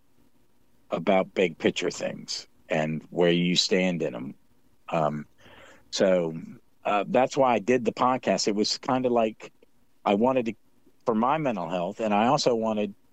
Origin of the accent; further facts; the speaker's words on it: Scotland, United Kingdom; I'm a Scot